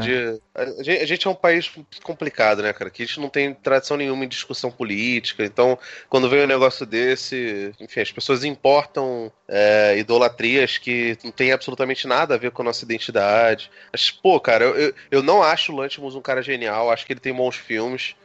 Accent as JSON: {"language": "Portuguese", "country": "Brazil", "said": "como latino-americano, como brasileiro"}